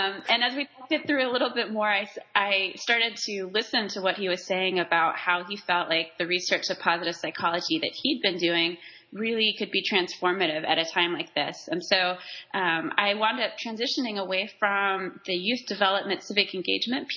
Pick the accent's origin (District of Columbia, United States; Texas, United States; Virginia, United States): Texas, United States; Waco; moved away as an adult; my hometown of Waco